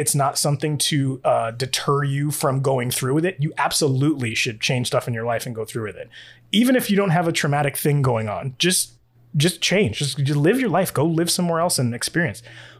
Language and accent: English; New York, United States; I'm coming from New York, you're coming from Massachusetts, even the Northeast in general, just not just New England, but the Northeast in general, we're very talkative people, we're very emotive people.